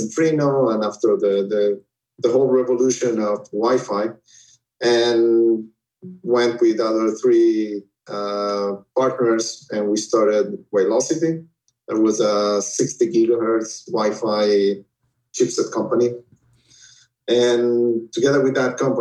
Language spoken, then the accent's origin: English; Uruguay; moved away as an adult; also born or lived in Israel; now in United States; originally I was born in Uruguay, in South America, and then got married and moved to Israel when I was 26